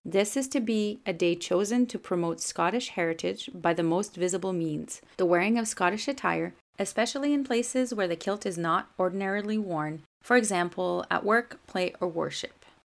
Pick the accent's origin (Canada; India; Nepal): Canada; first language French; English is a second language; I'm a Francophone from Canada, and this is my podcast.